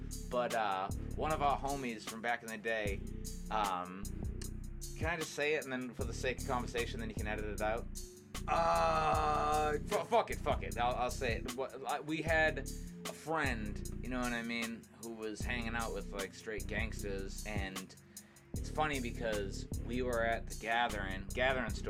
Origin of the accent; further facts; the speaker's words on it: Manomet, Massachusetts, United States; I'm from Manomet